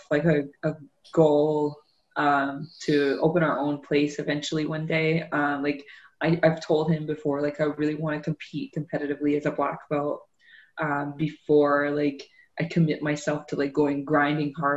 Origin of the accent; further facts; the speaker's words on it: Newcastle, Ontario, Canada; I grew up in Newcastle. That's part of Durham